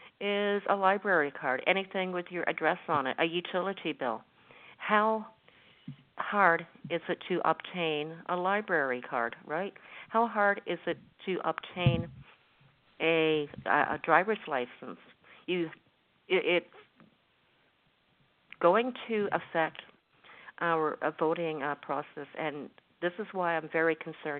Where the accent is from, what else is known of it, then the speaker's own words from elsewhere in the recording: Canada; I'm speaking as a Canadian